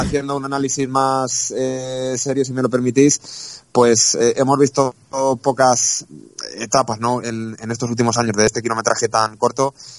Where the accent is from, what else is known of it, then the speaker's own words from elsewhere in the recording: Castellón, Valencian Community, Spain; yo soy de Castellón, defiendo mi provincia